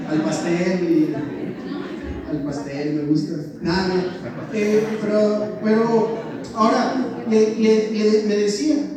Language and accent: Spanish; Mexico; soy de México.